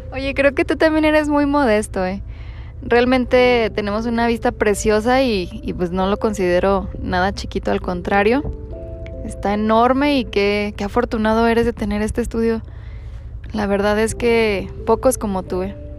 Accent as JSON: {"language": "Spanish", "region": "Durango", "country": "Mexico", "tie": "born or raised there", "said": "nací en Durango, tengo 27 años"}